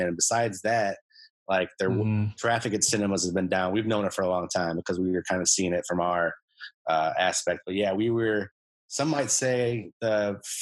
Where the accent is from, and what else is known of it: Illinois, United States; born or raised there; moved away